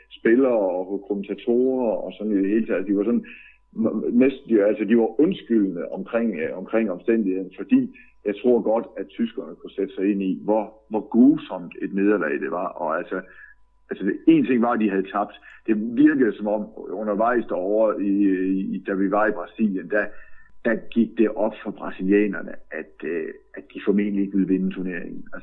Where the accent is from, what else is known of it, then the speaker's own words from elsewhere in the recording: Southern Jutland, Southern Denmark, Denmark; jeg har jeg vokset op i Sønderjylland, så jeg har altid set meget fodbold tysk tv